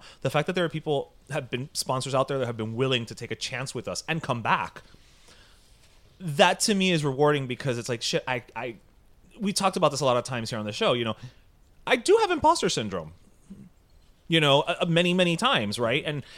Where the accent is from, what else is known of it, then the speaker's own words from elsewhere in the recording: New York, United States; Like, as we always say, we're Tucumamiedos from Westchester.